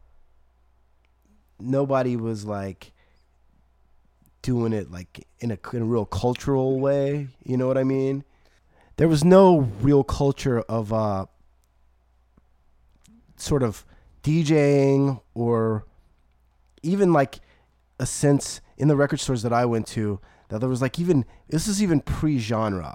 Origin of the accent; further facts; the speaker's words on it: New Iberia, Louisiana, United States; I came from a small town